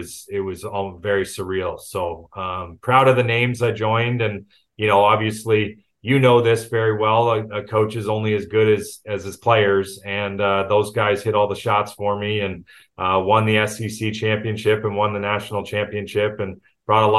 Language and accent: English; Markham, Ontario, Canada; moved away as an adult; also born or lived in Las Vegas; born and raised in Toronto, actually just north of Toronto in Markham